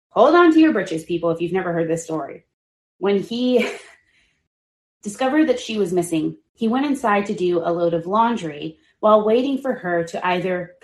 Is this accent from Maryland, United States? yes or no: no; Texas, United States; as a Texan